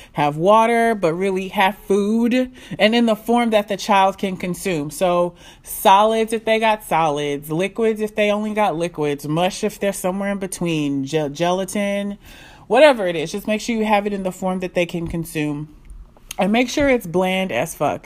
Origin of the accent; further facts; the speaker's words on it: Nigeria; I'm Nigerian.